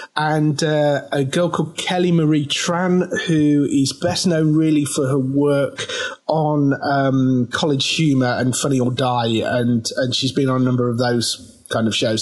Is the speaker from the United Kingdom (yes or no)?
yes; Midlands, United Kingdom; accent: Midlands; Midlands rather than northern.